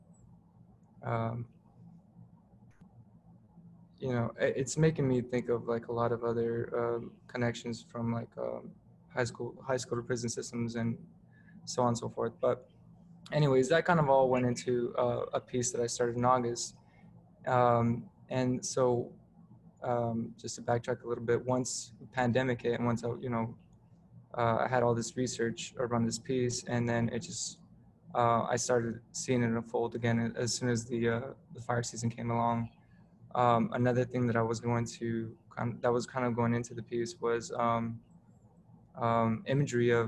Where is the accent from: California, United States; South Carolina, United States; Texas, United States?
California, United States; Southern; now in New Haven, United States; I grew up in SoCal